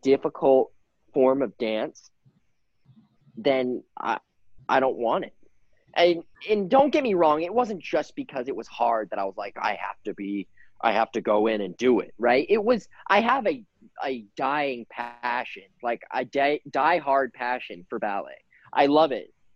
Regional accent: Houston, Texas, United States; I grew up in Houston. So I lived in Houston. I grew up in Houston

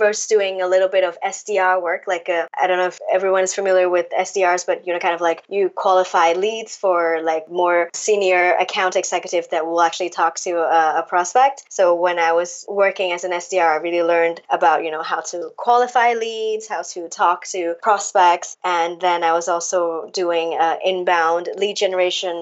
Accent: Hong Kong; moved away as an adult; now in Paris, France; I am originally from Hong Kong. Well, born and raised in Hong Kong

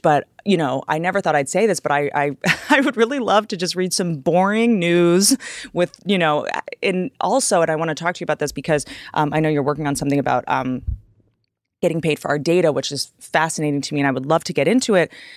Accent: Washington, District of Columbia, United States; I grew up in Washington, D C. I grew up around politicians

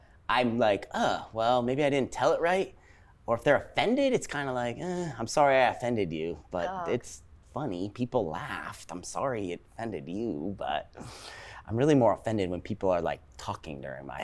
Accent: Japan; moved away; I grew up in Japan

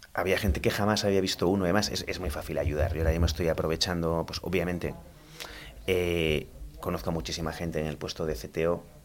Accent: Almería, Andalusia, Spain; moved away as an adult; also born or lived in Granada; soy de Almería, estudié informática

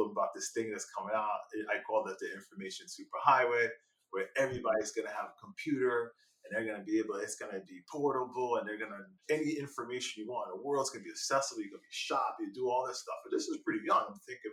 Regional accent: Elizabeth, New Jersey, United States; growing up in Elizabeth, there was a lot of kids that just didn't have that type of head start.

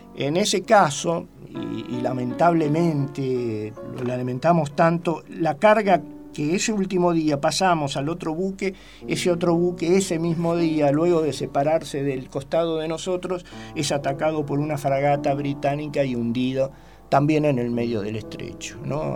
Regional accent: Rosario, Santa Fe, Argentina; Nací en Rosario, provincia de Santa Fe

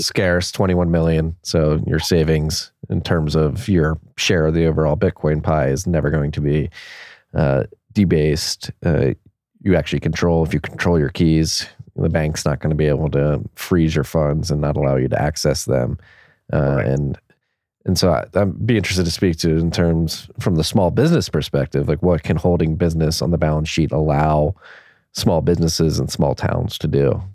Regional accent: Philadelphia, Pennsylvania, United States; moved away; also born or lived in Havertown, Pennsylvania; I grew up born and raised in Philadelphia in Northeast Philly

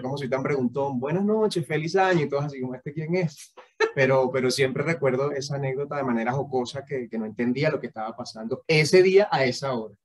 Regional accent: Venezuela; moved away as an adult; como venezolanos

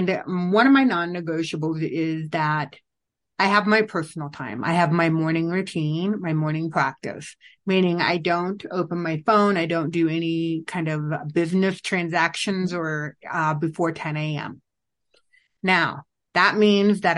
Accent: Illinois, United States; moved away; also born or lived in Vietnam; I was born and raised in Illinois

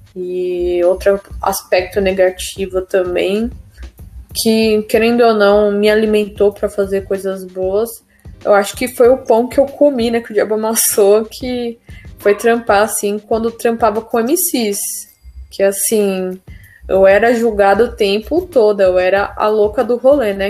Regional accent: São Paulo, Brazil; eu sou do Jardim Veracruz, do distrito do Jardim Ângelo, né, que nos anos 90 era considerado o bairro mais perigoso do mundo, sabe? Eu cresci meio essa violência

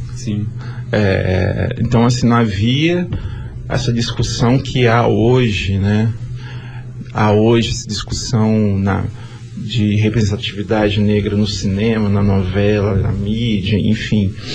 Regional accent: Vila Velha, Espírito Santo, Brazil; Sou aqui mesmo, de Vila Velha

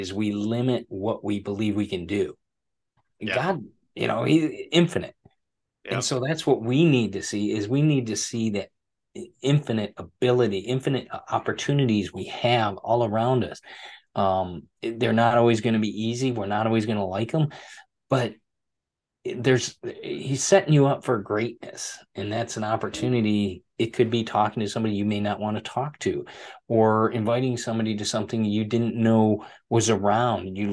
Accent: Michigan, United States; accent: American; moved away as an adult; now in Florida, United States; I'm originally from Michigan

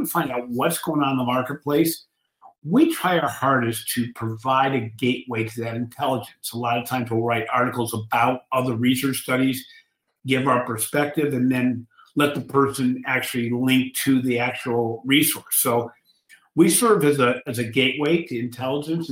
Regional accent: Cleveland, Ohio, United States; I'm from Cleveland, Ohio

